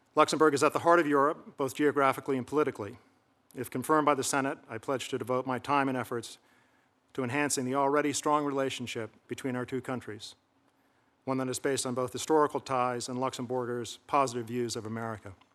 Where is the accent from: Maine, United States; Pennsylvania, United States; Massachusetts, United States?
Massachusetts, United States; Hamilton; my hometown of Hamilton, Massachusetts